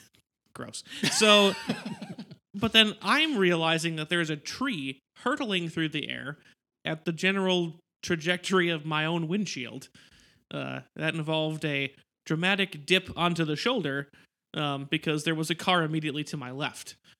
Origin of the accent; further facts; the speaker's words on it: Wisconsin, United States; we are from Wisconsin